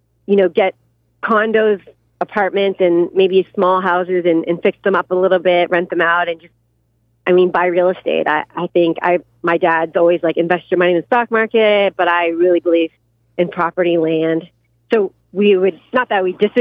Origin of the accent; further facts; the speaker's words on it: Canada; now in United States; I'm Canadian